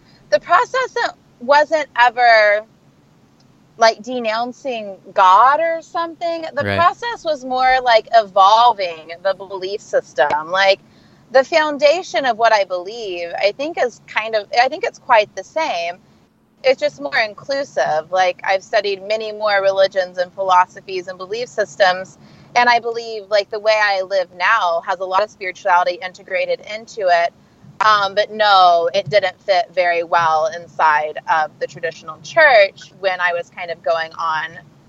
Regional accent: Sand Springs, Oklahoma, United States; moved away as an adult; now in California, United States; I am from a small town in Oklahoma. I am from Sand Springs, Oklahoma

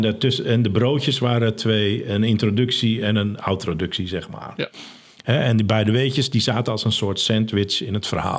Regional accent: Netherlands; wij als Nederlanders

